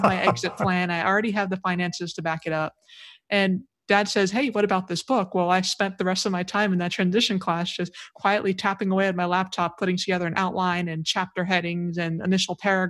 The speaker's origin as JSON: {"language": "English", "area": "Oahu", "region": "Hawaii", "country": "United States", "tie": "born or raised there", "also_born_or_lived": "Houston, Texas / Rota, Spain / Norfolk, Virginia", "moved": "as an adult", "said": "I grew up on Oahu. So I was born and raised in Hawaii, did K-12 there"}